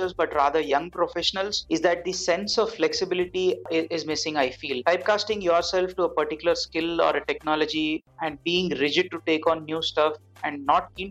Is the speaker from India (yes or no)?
yes; Hyderabad, Telangana, India; also born or lived in Mumbai; I moved back to Hyderabad, my hometown